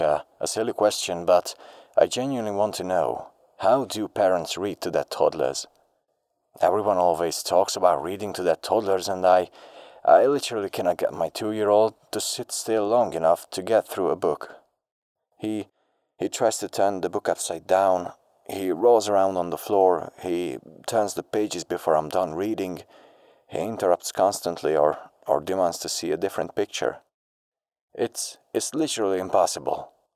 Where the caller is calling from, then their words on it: Budapest, Hungary; I'm calling from Budapest